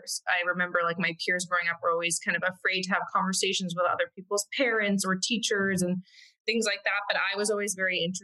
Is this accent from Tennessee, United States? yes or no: no; Connecticut, United States; moved away as an adult; now in Brooklyn, United States; I am from Connecticut, in a suburb of New York, and grew up there my entire life.